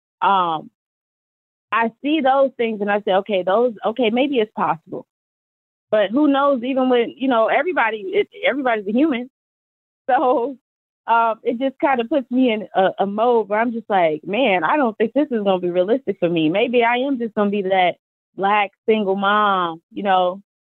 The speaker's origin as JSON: {"language": "English", "town": "Chicago", "region": "Illinois", "country": "United States", "said": "I'm from Chicago"}